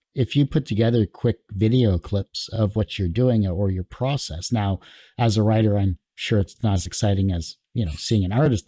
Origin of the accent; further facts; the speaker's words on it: Canada; And I'm Canadian too, so I'm like half the US dollar.